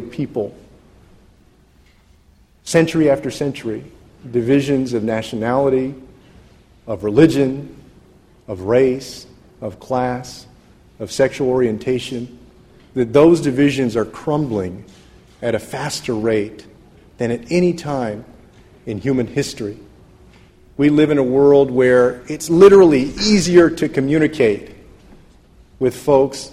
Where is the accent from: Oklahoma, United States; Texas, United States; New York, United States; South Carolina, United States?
Texas, United States; San Antonio; I grew up in San Antonio, Texas